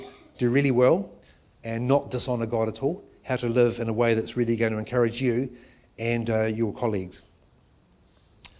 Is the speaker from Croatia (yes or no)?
no; England, United Kingdom; now in New Zealand; I'm actually Pākehā Pākehās because I was born in England